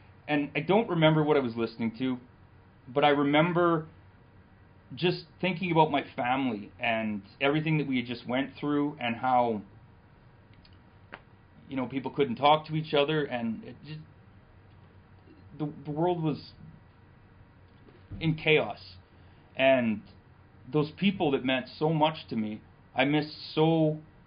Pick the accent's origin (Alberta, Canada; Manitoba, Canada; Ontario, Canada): Manitoba, Canada; Selkirk; I was born in Selkirk.